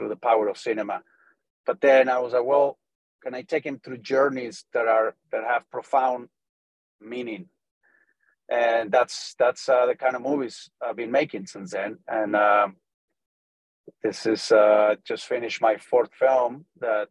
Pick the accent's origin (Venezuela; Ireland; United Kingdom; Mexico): Mexico; Tampico, Tamaulipas; English is a second language; moved away as an adult; also born or lived in United States; I was born and raised in Mexico, in Tampico, Mexico. And I moved to the U.S. to learn English when I was around 18 years old